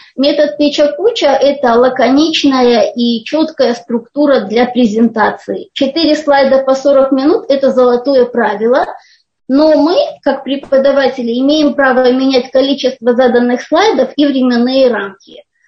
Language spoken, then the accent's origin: Russian; Almaty, Kazakhstan; Я из Казахстана, из города Алмата